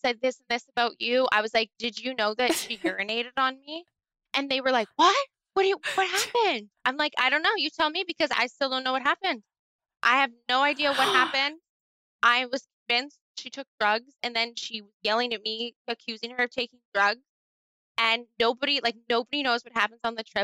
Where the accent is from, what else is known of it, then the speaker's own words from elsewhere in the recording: Canada; I'm from Canada